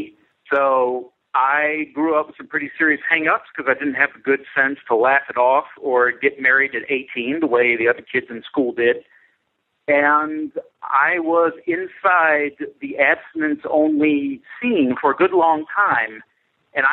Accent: Tennessee, United States; I come from Tennessee

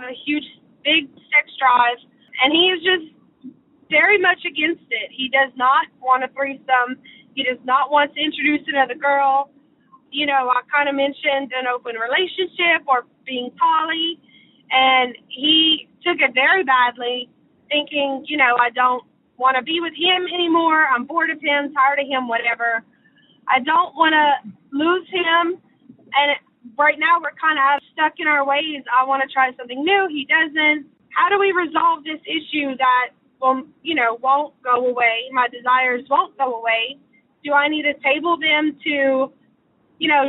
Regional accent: Southern Louisiana, United States; I am from Southern Louisiana.

